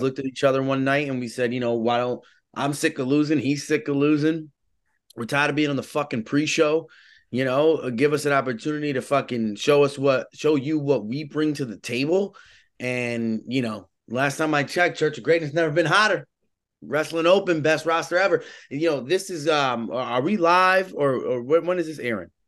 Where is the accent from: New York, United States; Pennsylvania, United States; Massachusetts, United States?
New York, United States; New York City; I'm originally from the Bronx